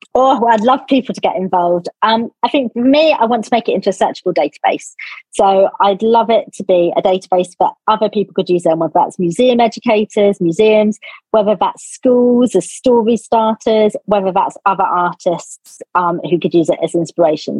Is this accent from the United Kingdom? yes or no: yes; Cornwall, South West England, United Kingdom; moved away; I come from Cornwall